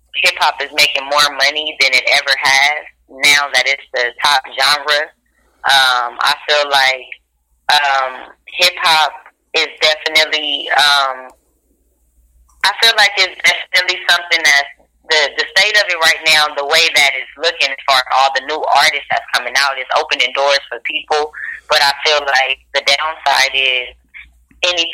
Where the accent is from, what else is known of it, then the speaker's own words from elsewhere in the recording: Carson, California, United States; I'm from Carson, California